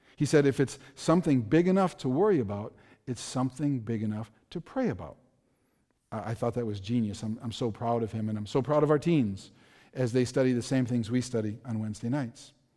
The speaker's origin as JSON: {"language": "English", "town": "Milwaukee", "region": "Wisconsin", "country": "United States", "tie": "born or raised there", "said": "I grew up in Milwaukee. I, I grew up in a very dangerous area of Milwaukee. I spent my entire childhood there"}